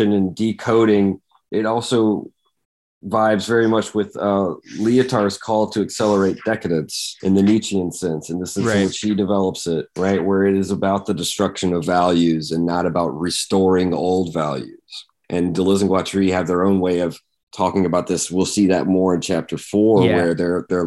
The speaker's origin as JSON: {"language": "English", "region": "Georgia", "country": "United States", "tie": "born or raised there", "said": "growing up in Georgia, in a maybe a slightly bigger town, but still a small town in Georgia"}